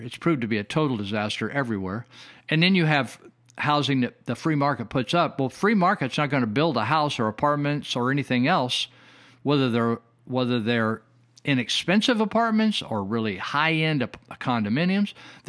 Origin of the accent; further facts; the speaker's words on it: California, United States; I have reminisced or recalled my early days growing up in Northern California and what it was like in the family I grew up